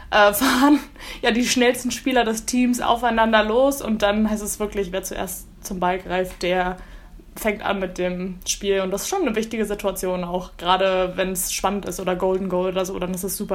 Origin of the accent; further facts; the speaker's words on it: Berlin, Germany; Genau, genau. Ich komme aus Berlin.